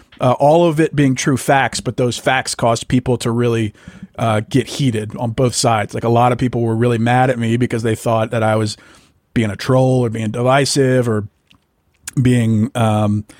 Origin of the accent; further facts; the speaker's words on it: Ruston, Louisiana, United States; also born or lived in Arkansas / Austin, Texas; now in Dallas, United States; I'm from Ruston, Louisiana, originally